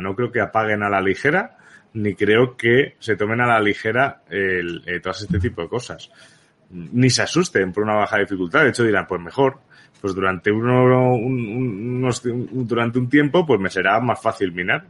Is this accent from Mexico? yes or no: no; Balearic Islands, Spain; also born or lived in Barcelona; nací en Barcelona realmente, pero donde he vivido toda la vida ha sido en Baleares